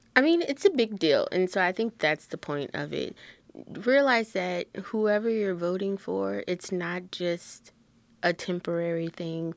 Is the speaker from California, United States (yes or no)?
no; Lafayette, Louisiana, United States; I have never been born anyone else, but, um, in Lafayette, Louisiana, I am as American as American gets.